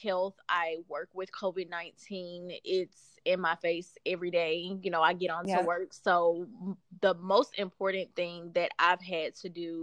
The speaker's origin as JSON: {"language": "English", "town": "Chattanooga", "region": "Tennessee", "country": "United States", "tie": "born or raised there", "also_born_or_lived": "Murfreesboro, Tennessee", "moved": "as an adult", "lives_now": "Nashville, United States", "said": "So I was born and raised in Chattanooga, grew up there, went to school there and everything"}